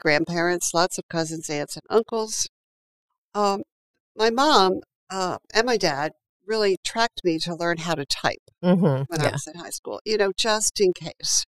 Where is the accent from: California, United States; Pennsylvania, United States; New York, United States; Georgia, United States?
Pennsylvania, United States; Philadelphia; moved away as an adult; now in Princeton, United States; I was born and raised in Philadelphia